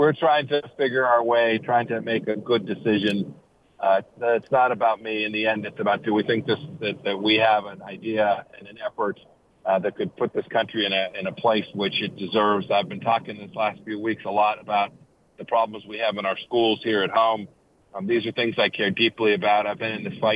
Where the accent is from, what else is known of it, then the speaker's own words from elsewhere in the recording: Kansas, United States; my home state of Kansas